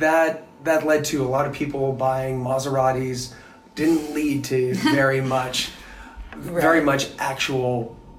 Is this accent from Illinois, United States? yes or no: no; Wilton, Connecticut, United States; moved away; my hometown in Wilton